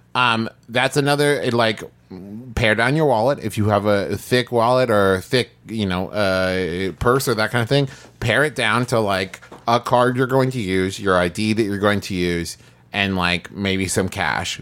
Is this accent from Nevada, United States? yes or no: no; Huntington, West Virginia, United States; There's a, a amusement park in my hometown called Camden Park